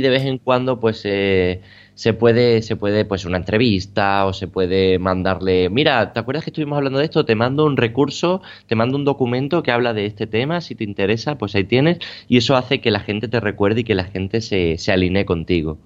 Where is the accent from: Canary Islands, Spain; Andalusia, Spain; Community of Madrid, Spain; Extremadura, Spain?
Extremadura, Spain; Badajoz; moved away; mi ciudad natal, ¿no? a Badajoz